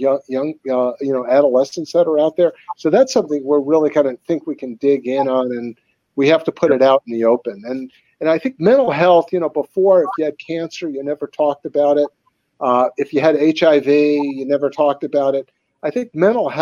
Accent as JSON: {"language": "English", "area": "Long Island", "region": "New York", "country": "United States", "tie": "born or raised there", "said": "I grew up on Long Island"}